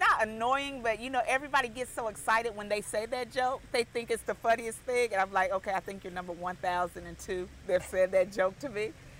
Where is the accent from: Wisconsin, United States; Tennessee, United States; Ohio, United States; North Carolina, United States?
North Carolina, United States; Charlotte; Charlotte, North Carolina. So I am a unicorn. There's not too many of us left.